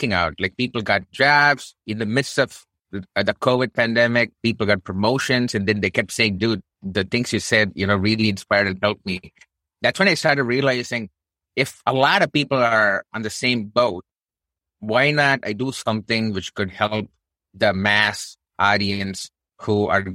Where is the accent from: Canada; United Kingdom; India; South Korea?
India; now in United States; I'm brown Indian dude. Of course, from my thick Texas accent, you already probably know it's not born in the United States.